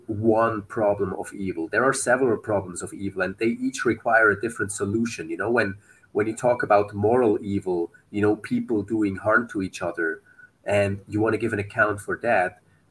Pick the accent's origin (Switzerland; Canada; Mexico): Switzerland; moved away as an adult; now in Beirut, Lebanon; We're originally from Switzerland, but we've lived in Beirut, Lebanon for the last, soon it's going to be 10 years.